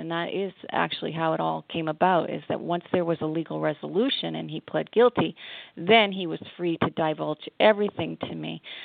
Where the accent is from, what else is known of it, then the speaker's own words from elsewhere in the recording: Massachusetts, United States; moved away as an adult; also born or lived in Montreal, Canada / Cincinnati, Ohio / Ohio; now in Connecticut, United States; I grew up in Massachusetts